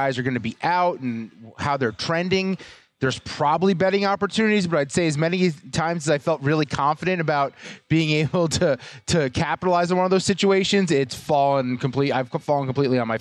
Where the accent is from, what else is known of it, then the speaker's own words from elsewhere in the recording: New York metropolitan area, United States; growing up in the New York, New Jersey area